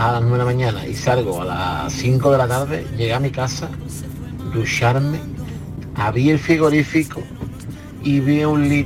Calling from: Seville, Andalusia, Spain; Soy … de Sevilla.

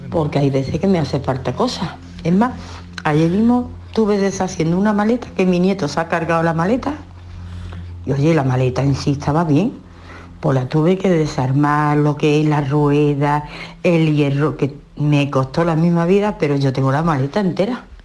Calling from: Seville, Andalusia, Spain; de Sevilla.

